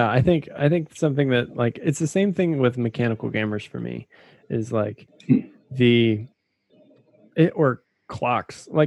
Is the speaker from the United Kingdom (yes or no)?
no; the South, United States; I'm from the South.